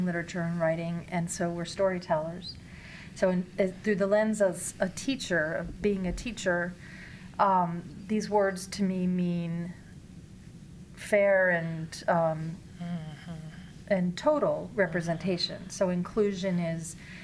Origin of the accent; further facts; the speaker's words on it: Mid-Atlantic, United States; moved away as an adult; also born or lived in Northeast US; I'm born and raised in the mid-Atlantic and live, I would say, the last 20, 25 years in the Northeast.